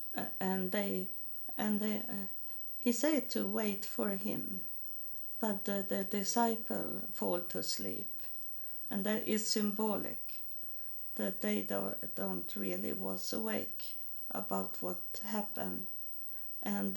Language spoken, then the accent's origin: English; Sweden; English is a second language; moved away as an adult; now in United States; I'm from Sweden